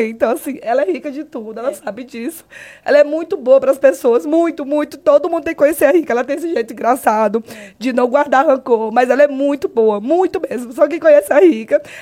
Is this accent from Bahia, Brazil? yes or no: no; Marabá, Pará, Brazil; also born or lived in São Paulo; eu nasci em Marabá, com dois meses de idade, eu fui para São Paulo, onde minha mãe morava. Eu morei com meu pai e minha mãe. Aí meu pai e a minha mãe é, se separaram, né? E aí eu vim para Marabá com 4 anos de idade.